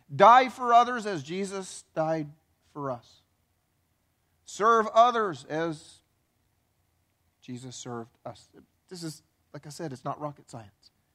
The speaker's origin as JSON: {"language": "English", "region": "the Bible Belt", "country": "United States", "tie": "born or raised there", "said": "I grew up in the Bible Belt going to church my whole life"}